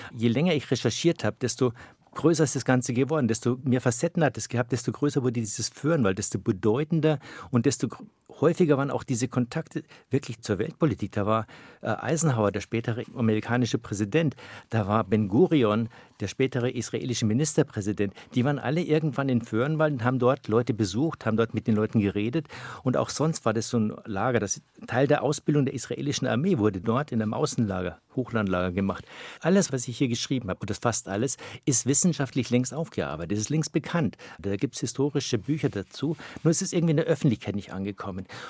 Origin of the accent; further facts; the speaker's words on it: Wolfratshausen, Bavaria, Germany; now in Berlin, Germany; Ich bin ja nicht nur in Wolfratshausen aufgewachsen